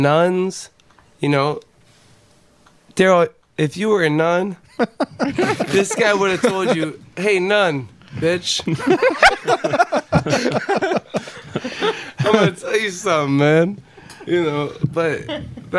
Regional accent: Cleveland, Ohio, United States; moved away; I'm from Cleveland

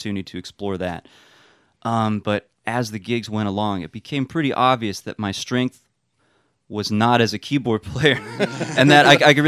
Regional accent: Walla Walla, Washington, United States; moved away as an adult; also born or lived in Boston; now in Seattle, United States; I grew up in Walla Walla, and it's a small town

